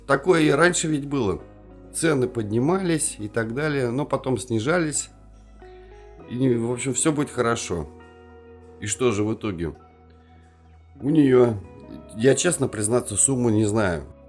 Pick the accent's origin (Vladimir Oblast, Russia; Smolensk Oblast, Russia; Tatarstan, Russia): Tatarstan, Russia; Kazan; also born or lived in Yelabuga; мы не москвичи, мы казанцы